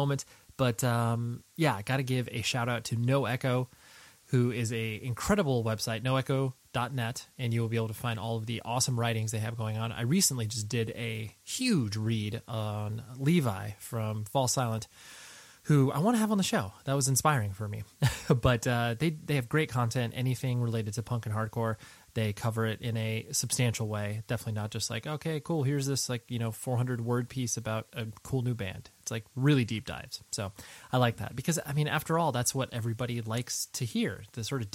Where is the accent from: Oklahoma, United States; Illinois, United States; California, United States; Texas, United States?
California, United States; Southern; born and raised in Southern California